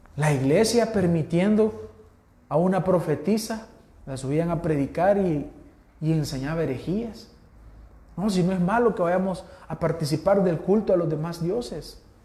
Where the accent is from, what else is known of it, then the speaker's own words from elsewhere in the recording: El Salvador; Nosotros que somos pipiles.